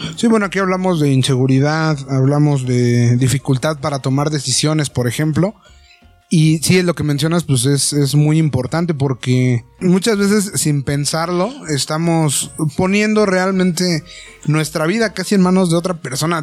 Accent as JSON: {"language": "Spanish", "country": "Mexico", "said": "como mexicanos"}